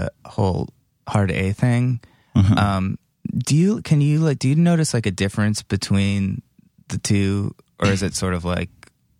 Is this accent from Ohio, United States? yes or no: yes; Cleveland, Ohio, United States; Well, I'm from Pioneer. Cleveland. I could go back there.